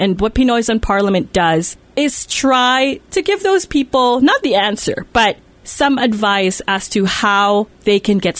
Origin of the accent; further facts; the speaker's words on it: Manitoba, Canada; also born or lived in Winnipeg's North End; Lisa and I are from Manitoba